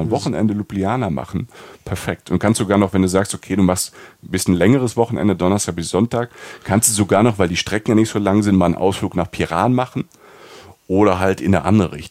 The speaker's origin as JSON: {"language": "German", "region": "Rhineland-Palatinate", "country": "Germany", "said": "Also wie, also ich bin Pfälzer, heißt Bled."}